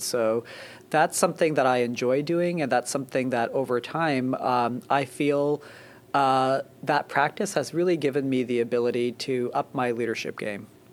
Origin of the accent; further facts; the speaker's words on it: Canada; moved away as an adult; also born or lived in Boston / Philadelphia; now in New Jersey, United States; I grew up in Canada and uh, went to med school in Canada